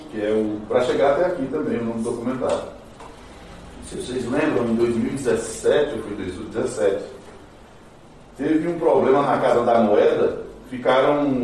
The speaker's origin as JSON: {"language": "Portuguese", "town": "Juazeiro do Norte", "region": "Ceará", "country": "Brazil", "tie": "born or raised there", "also_born_or_lived": "São Caetano do Sul, São Paulo", "said": "Eu sou do Nordeste, eu sou do Nordeste, eu sou do Cariri, cearense, tá? do Cariri."}